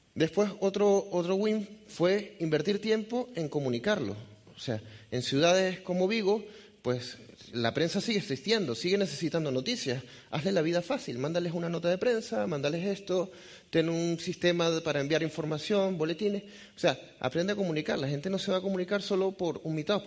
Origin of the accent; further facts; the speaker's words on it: Venezuela; accent: Venezuelan; moved away; also born or lived in Galicia; soy venezolano de nacimiento, por eso el acento, aunque es difícil de decir de qué parte, pero soy gallego de corazón